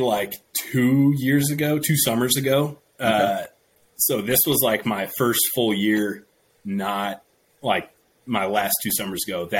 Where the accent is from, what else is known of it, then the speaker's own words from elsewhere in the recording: Seattle, Washington, United States; moved away as an adult; also born or lived in Caldwell, Idaho; so I'm born and raised in Washington, like went to school in Idaho.